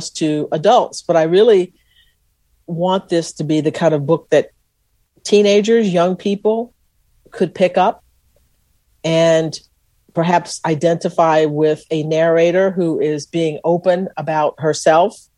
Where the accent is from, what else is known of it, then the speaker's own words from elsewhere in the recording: Texas, United States; I was from Texas